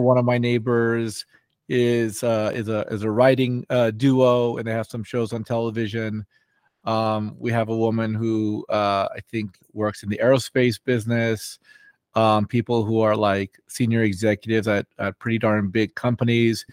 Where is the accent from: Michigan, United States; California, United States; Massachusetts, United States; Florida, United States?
California, United States; Los Angeles; also born or lived in New York; I grew up, um, here in Los Angeles